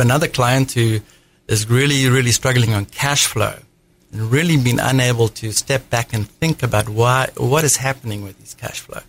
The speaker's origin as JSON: {"language": "English", "country": "South Africa", "accent": "South African", "moved": "as an adult", "lives_now": "United States", "said": "I hail from South Africa. That's the accent. Uh, I came over when I was 27 in the United States."}